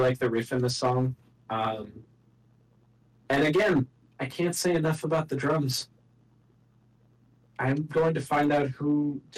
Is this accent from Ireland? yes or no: no; United States; I'm American